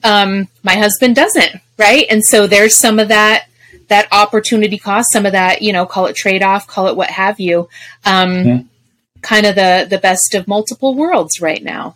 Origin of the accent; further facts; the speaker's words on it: Colorado, United States; moved away; also born or lived in Arizona; I'm from Colorado